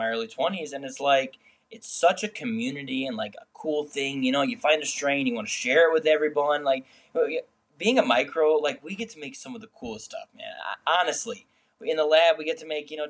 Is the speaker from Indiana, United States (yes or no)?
yes; Indiana, United States; moved away as an adult; now in Muskegon, United States; I grew up as a kid in Indiana.